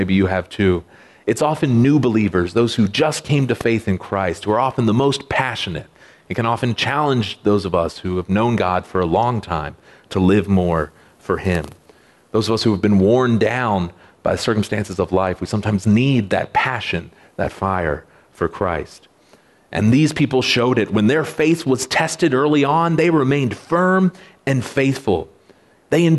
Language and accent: English; United States; I know it exists to protect me as an American citizen